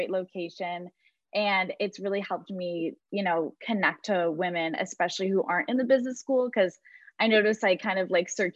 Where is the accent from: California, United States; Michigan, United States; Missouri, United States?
Michigan, United States; I'm from Michigan.